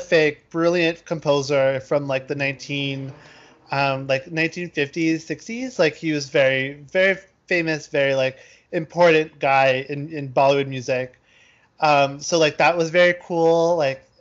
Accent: United States; I'm Indian, but I was born in America

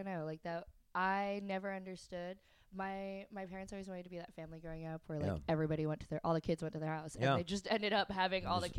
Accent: Edmond, Oklahoma, United States; also born or lived in London / Spain / France; That's where I grew up. I grew up in Edmond.

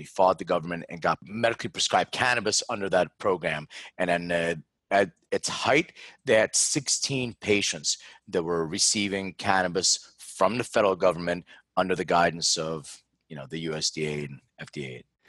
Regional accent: Philadelphia, Pennsylvania, United States; moved away; I'm from Philadelphia originally

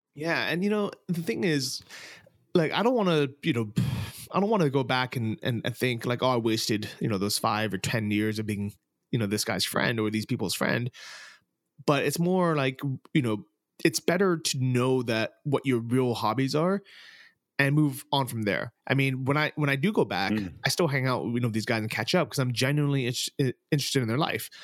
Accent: San Francisco, California, United States; moved away as an adult; also born or lived in Thailand / Texas; I'm originally from San Francisco

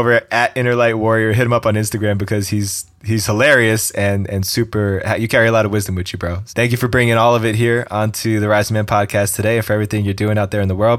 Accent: East Coast, United States; We're both from the East Coast, and he's got that flavor of realness that he brings to the table.

